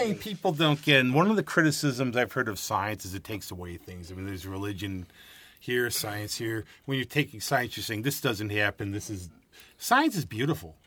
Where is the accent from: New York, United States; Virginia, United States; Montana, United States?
New York, United States; Rochester area; I grew up here